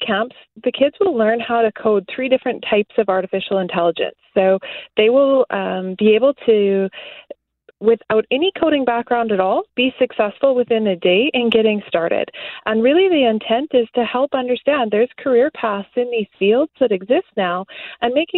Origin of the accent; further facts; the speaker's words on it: Morden, Manitoba, Canada; moved away as an adult; now in Minneapolis, United States; We grew up on a small farm south of Morden, Manitoba